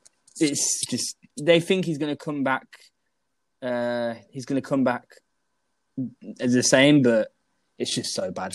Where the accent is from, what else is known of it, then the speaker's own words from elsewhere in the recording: Melbourne, Victoria, Australia; And then I came out as being from Melbourne.